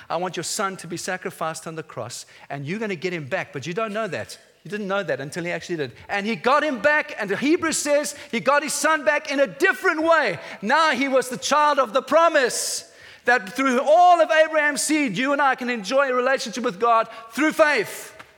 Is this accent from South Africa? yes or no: yes; South Africa; moved away as an adult; now in England; I, I, came as a South African to this nation 12 years ago